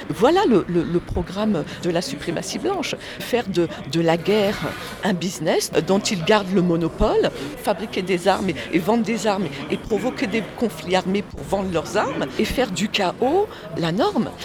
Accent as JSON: {"language": "French", "town": "Paris", "region": "Île-de-France", "country": "France", "tie": "born or raised there", "also_born_or_lived": "Guadeloupe (parents' origin)", "said": "on a grandi, mes frères et sœurs et moi-même, dans un, ce qui s'appelle un, ghetto, une cité sordide du 20e arrondissement."}